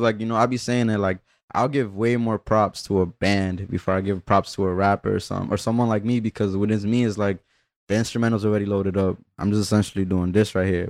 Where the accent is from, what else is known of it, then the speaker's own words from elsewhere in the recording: Union City, New Jersey, United States; also born or lived in Peru / Weehawken; I grew up in, like, Union City for when it mattered, though. Like, I, I kinda, like, spent some of my early years in Peru